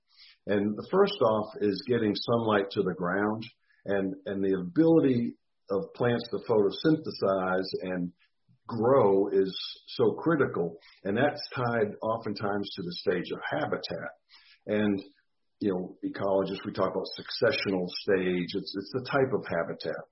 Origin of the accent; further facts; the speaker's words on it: Massachusetts, United States; moved away as an adult; also born or lived in Texas; now in Mississippi, United States; I grew up in Massachusetts, so I'm kind of a former Yankee, and came to Mississippi for graduate school back a long time ago